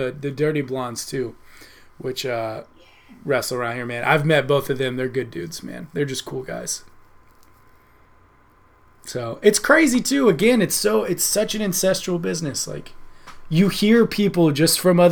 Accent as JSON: {"language": "English", "region": "Texas", "country": "United States", "tie": "born or raised there", "moved": "yes", "said": "I was born out in Texas, so I've been rooted in Texas since the beginning."}